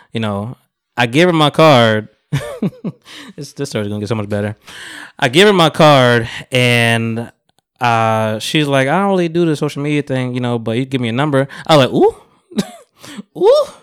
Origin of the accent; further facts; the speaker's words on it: Jamaica; moved away; I'm Jamaican